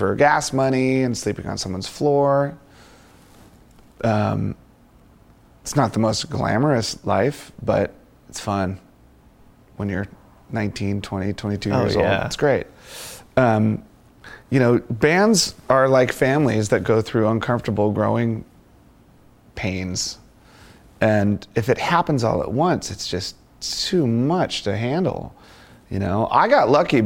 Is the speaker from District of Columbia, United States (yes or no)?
yes; Washington, District of Columbia, United States; also born or lived in Virginia; growing up in Washington, D.C., in the punk rock community